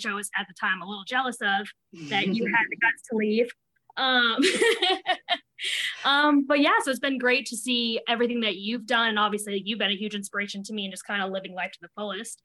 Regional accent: Providence, Rhode Island, United States; I'm from Providence, Rhode Island

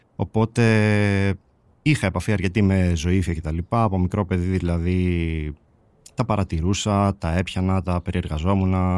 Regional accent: Servia, Western Macedonia, Greece; also born or lived in Polyrracho, Kozani; η καταγωγή μου είναι από το Πολύραχο Κοζάνη και μεγάλωσα στα Σέρβια κοζάνη.

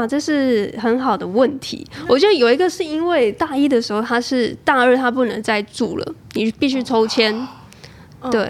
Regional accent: Chiayi, Taiwan; moved away as an adult; also born or lived in Taichung / Taipei; 我是嘉义人

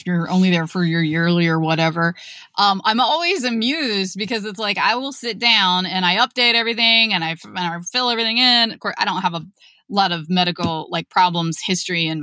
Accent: Ohio, United States; I'm from Ohio

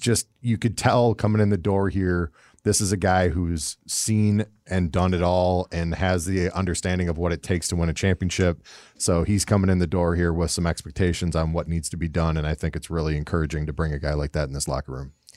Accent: Minnesota, United States; also born or lived in Canada; being from Minnesota and having lived in Canada

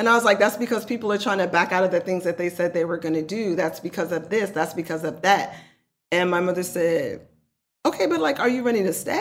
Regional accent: Oakland, California, United States; I'm not going to act like I'm not from East Oakland, because I am.

